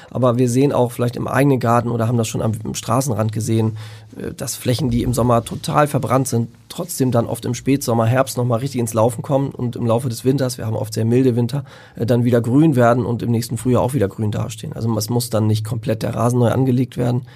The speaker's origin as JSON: {"language": "German", "area": "Lüneburg Heath", "region": "Lower Saxony", "country": "Germany", "said": "in der Lüneburger Heide, dort wo ich herkomme"}